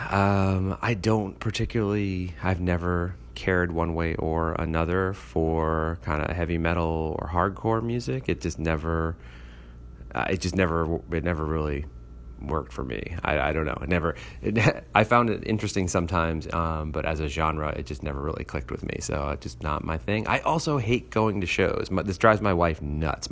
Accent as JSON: {"language": "English", "town": "New York City", "region": "New York", "country": "United States", "tie": "born or raised there", "said": "I grew up in New York City"}